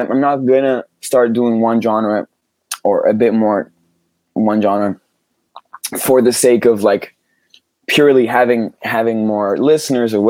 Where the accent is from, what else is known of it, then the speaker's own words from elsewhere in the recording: near Geneva, Switzerland; I grew up in Switzerland, which is in the French speaking part of Switzerland, by Geneva